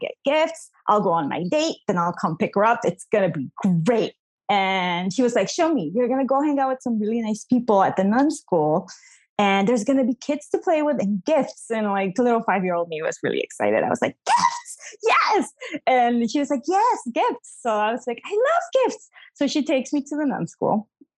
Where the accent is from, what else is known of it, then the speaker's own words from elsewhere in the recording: New Jersey, United States; born there; also born or lived in Bolivia; I was born in New Jersey, but both my parents are Bolivian immigrants.